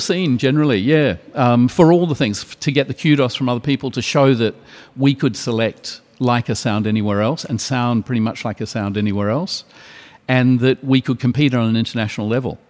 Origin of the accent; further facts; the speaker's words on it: New Zealand; now in Sydney, Australia; near my hometown